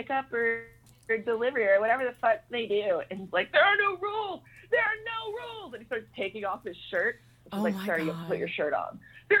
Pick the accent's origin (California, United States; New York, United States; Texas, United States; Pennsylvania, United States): Texas, United States; Fort Worth; That's right where I'm from, Fort Worth, honey.